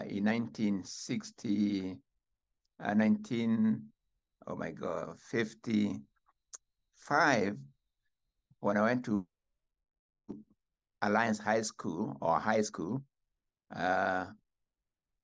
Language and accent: English; Kenya; first language Gikuyu; English is a second language; moved away as an adult; now in California, United States; when I was growing up in Kenya, I was born in Kenya in 1938.